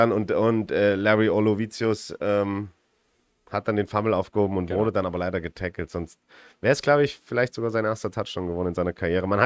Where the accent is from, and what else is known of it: Vienna, Austria; moved away as an adult; now in Tyrol, Austria